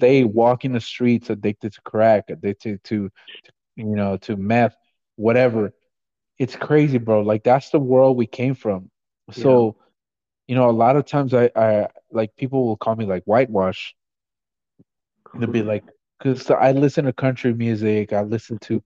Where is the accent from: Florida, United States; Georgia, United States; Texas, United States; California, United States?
California, United States; Los Angeles; moved away; also born or lived in Guatemala (family); I grew up in LA, I'm from South Central